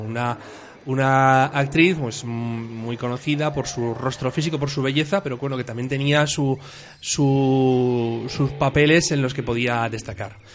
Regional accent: Spain; a nosotros eh, eh, como españoles

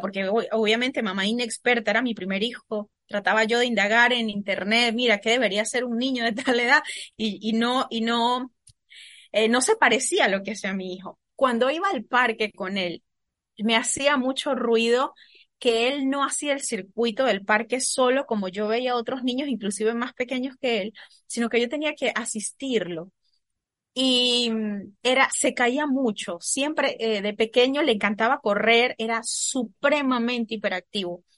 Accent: the Venezuelan Andes, Venezuela; moved away as an adult; also born or lived in Caracas; soy de Venezuela, nací en los Andes, soy de la parte andina, de la cordillera de aquí del país

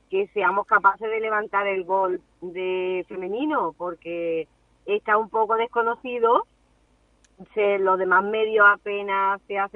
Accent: Spain; porque como somos siete, ocho españolas jugando en Simetra

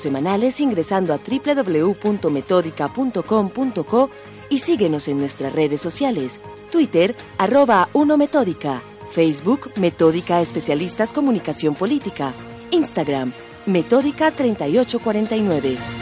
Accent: Oriente, Antioquia, Colombia; soy de Oriente

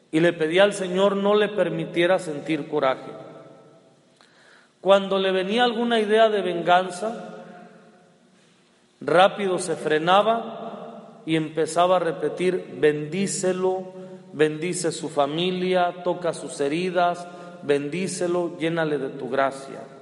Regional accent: Culiacán, Sinaloa, Mexico; cuando digo que soy de Culiacán, que soy de Sinaloa

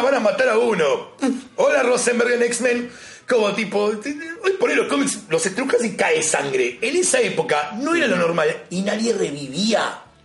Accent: Buenos Aires, Argentina; tengo la suerte de ser de capital.

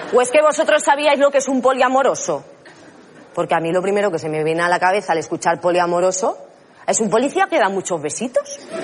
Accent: Catalonia, Spain; soy catalana

